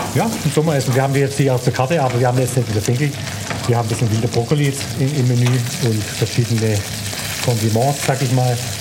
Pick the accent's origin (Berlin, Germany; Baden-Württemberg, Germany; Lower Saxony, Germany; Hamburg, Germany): Baden-Württemberg, Germany; Stuttgart; also born or lived in Korb; ich bin eigentlich eher Schwabe wie Grieche. Also ich bin ja in Stuttgart geboren